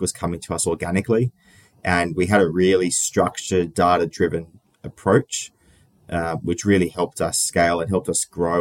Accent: Sydney, New South Wales, Australia; I grew up in Sydney, in Australia. I've been here my whole life, so not too interesting in terms of moving around. But born and raised.

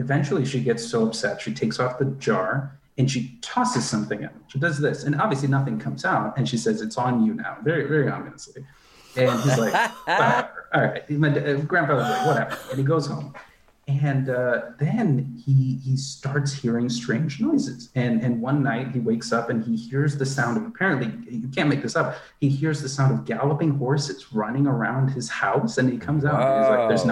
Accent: United States; my experiences as an Indian American person and a predominantly sort of white suburb that I grew up

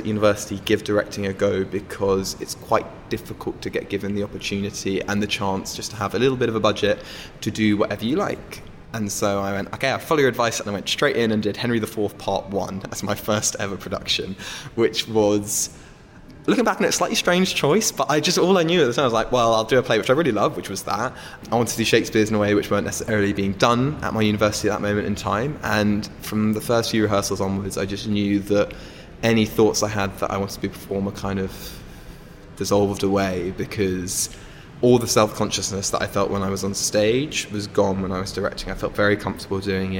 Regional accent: London, United Kingdom; I grew up in London

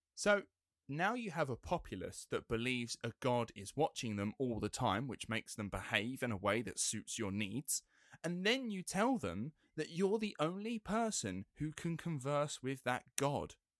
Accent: England, United Kingdom; being English

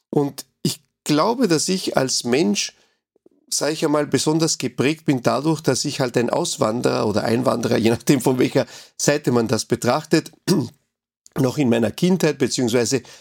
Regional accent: Uruguay; now in Austria; in meinem Heimatland oder in meinem ersten Heimatland Uruguay, da habe ich ja eigentlich nie Steuern gezahlt, ja. Ja, hier in Österreich zahle ich Steuern

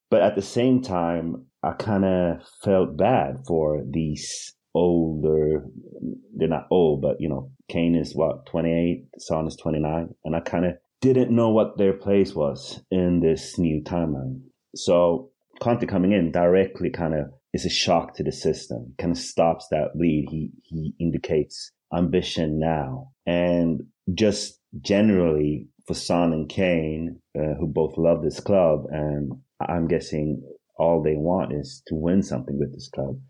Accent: Hovsta, Sweden; also born or lived in Eritrea; I grew up in Sweden, out in the boondocks

